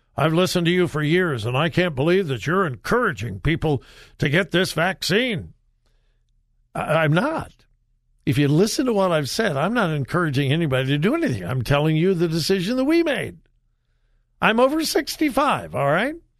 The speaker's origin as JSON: {"language": "English", "region": "California", "country": "United States", "said": "I'm from California"}